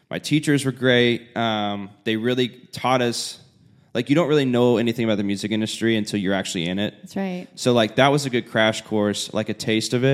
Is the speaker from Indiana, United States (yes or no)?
yes; Indiana, United States; I was also from Indiana, which is very rural area